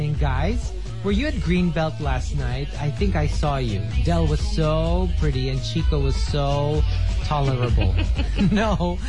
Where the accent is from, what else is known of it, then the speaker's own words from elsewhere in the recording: Quezon City, Metro Manila, Philippines; Yeah, I'm from Quezon City.